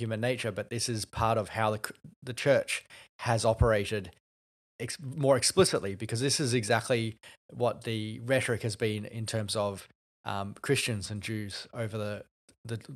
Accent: Australia; an Australian Asian who comes into America for SBL and other things

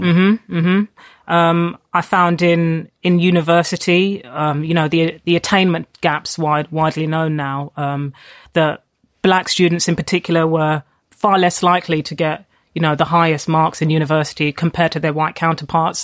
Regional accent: London, United Kingdom; I, I grew up in Tottenham, I went to school in Haringey

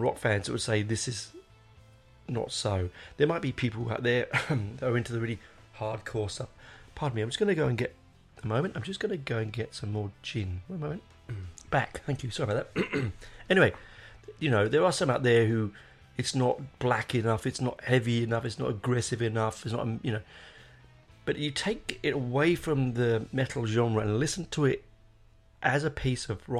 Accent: London, United Kingdom; moved away; I grew up in North London in Hendon.

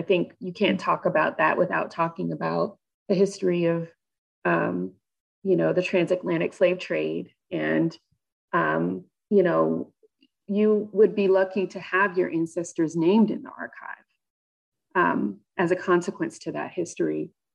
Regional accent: Georgia, United States; I'm from the South. I grew up in Georgia

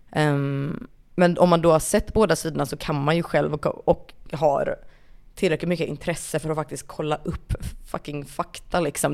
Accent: Kungälv, Västra Götaland, Sweden; also born or lived in Rannebergen, Gothenburg; jag flyttade ju därifrån alldeles för tidigt för att känna någon sorts att det, det är ju inte en kanske. del av min identitet att jag föddes i Rannebergen

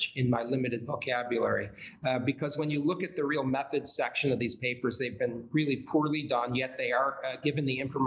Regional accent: United States; as an American

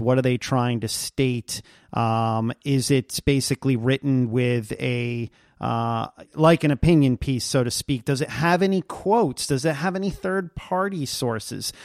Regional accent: New York City, New York, United States; now in Redmond, United States; back in my hometown of New York City

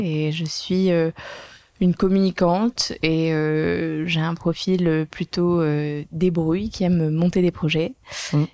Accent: Monaco; also born or lived in London; je viens de Monaco

